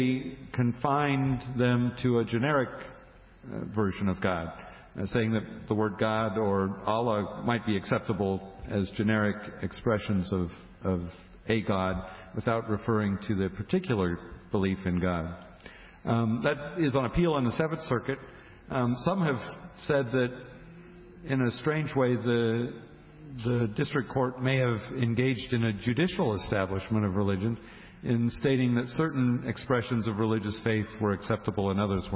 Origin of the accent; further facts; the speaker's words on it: Indiana, United States; my home state of Indiana